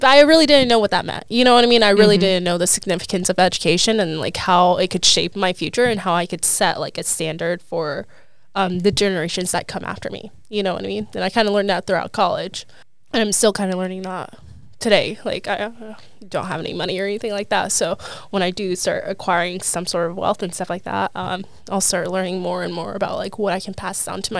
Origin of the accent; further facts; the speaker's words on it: Liberty, Missouri, United States; So I am from Liberty, Missouri, but my family is from Sudan, right in Africa, right below Egypt